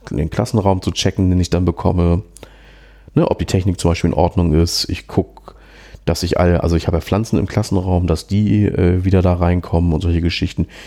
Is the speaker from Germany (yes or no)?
yes; Schleswig-Holstein, Germany; naja, ne, Flächenland halt, ich komme ja aus Schleswig-Holstein